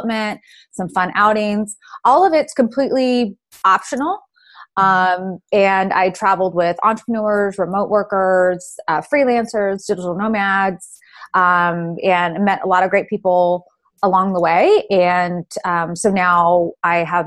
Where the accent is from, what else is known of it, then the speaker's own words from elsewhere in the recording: California, United States; moved away as an adult; now in Georgia, United States; I moved back home to my home state of California